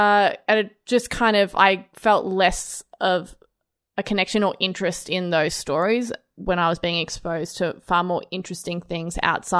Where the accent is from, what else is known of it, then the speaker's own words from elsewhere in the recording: Australia; Well, as you know, Brod, I grew up in Australia, so I have watched Australian television.